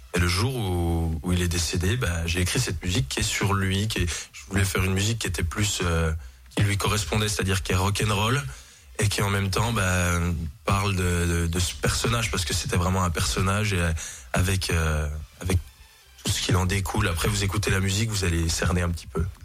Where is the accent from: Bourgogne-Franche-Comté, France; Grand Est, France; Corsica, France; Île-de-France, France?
Bourgogne-Franche-Comté, France; Jura; C'est chez nous, dans le Jura, bien évidemment, avec, notre, avec nos bons lacs, nos belles montagnes, notre bon comté